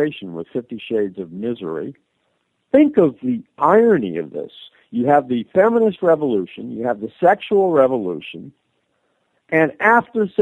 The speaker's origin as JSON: {"language": "English", "country": "United States", "said": "I'm an American"}